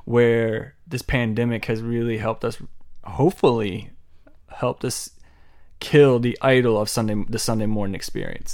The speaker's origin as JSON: {"language": "English", "town": "Laurel", "region": "Maryland", "country": "United States", "tie": "born or raised there", "said": "my hometown of Laurel, Maryland"}